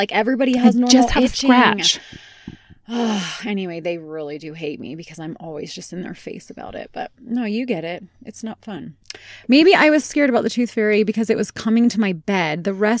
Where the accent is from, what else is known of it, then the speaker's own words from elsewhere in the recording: United Kingdom; I'm the Brit to the Brit and Wit, though.